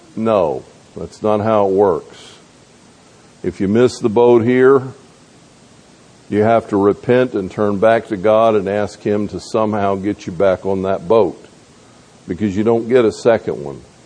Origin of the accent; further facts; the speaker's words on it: the South, United States; moved away; also born or lived in North Georgia; I grew up in the South